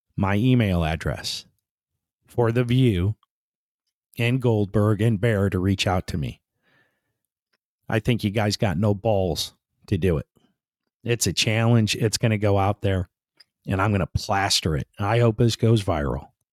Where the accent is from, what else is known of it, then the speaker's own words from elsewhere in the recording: United States; as American people